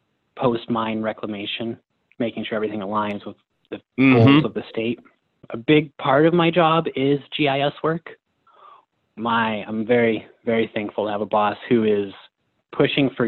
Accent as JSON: {"language": "English", "town": "Cripple Creek", "region": "Colorado", "country": "United States", "said": "I'm from Cripple Creek, Colorado."}